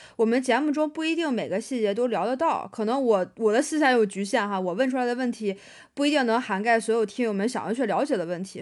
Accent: Dalian, Liaoning, China; moved away as an adult; also born or lived in Shanghai; 我是大连人，然后第一份工作结束之后呢，是从大连去了上海开始的我的第二份工作

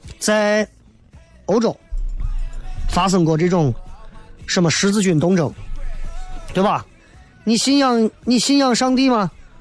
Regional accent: China; 我最讨厌这句话，就是说动不动说我们中国人没有信仰

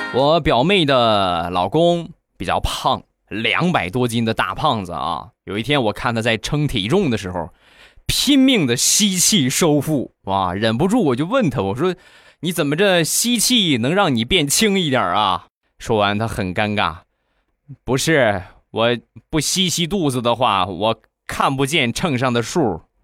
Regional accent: Rizhao, Shandong, China; 我们家乡的特产，日照绿茶

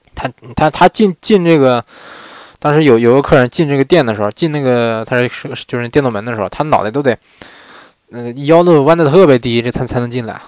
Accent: northern China, China; moved away as an adult; now in Japan; 我也是北方人。呃，我，我在国内长这么大，我在国内长，长这么大，在国内过了二，二，二十多年吧

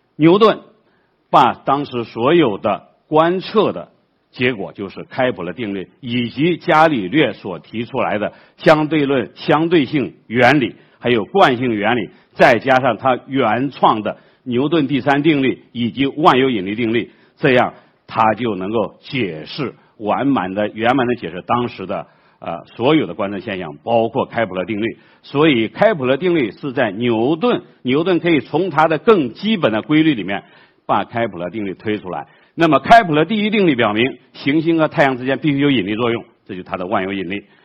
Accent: China; 我们中国人

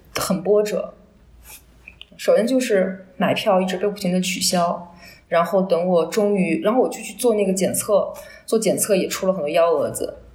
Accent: Yunnan, China; moved away as an adult; also born or lived in Paris, France / Pu'er; 我也是一个云南人

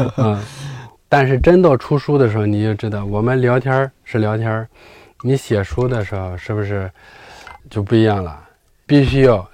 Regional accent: China; 所以我们中国人的血血液里就流着呃小米的和大米的血浆。

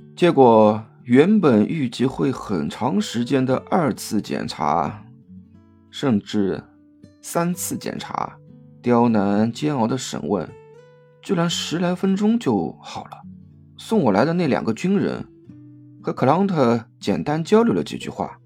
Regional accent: Shanghai, China; 吃的食物都是从上海的家里带出来的

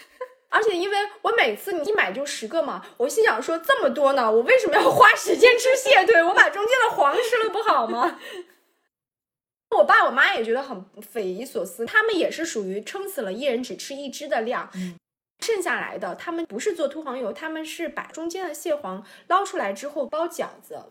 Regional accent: southern China, China; now in Beijing, China; 虽然我也是南方人，但是我这个吃饭的派头是非常北方的。

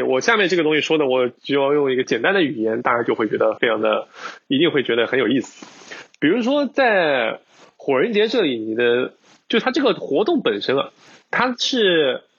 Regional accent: China; 尤其像我们听众，我们从尤其从国内来的话，我们日常接触到的很多文化还是有一定的冲击。

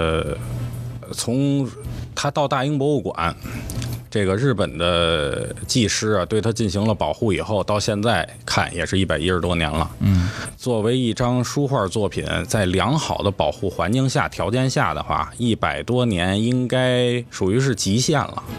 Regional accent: China; 作为中国人

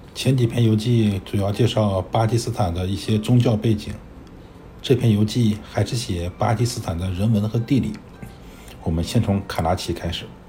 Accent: rural Northeast China, China; 我小时候生活在东北农村

